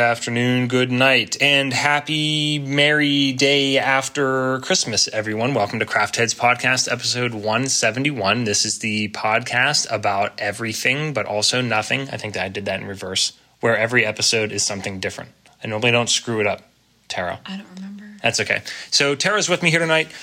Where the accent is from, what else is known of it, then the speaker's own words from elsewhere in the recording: Pennsylvania, United States; moved away; earlier PA days